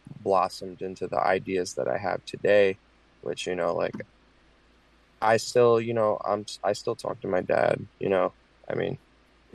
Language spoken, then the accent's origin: English; Point Pleasant, New Jersey, United States; now in Tampa, United States; originally, I'm from New Jersey, Point Pleasant. It's a really fucked up small town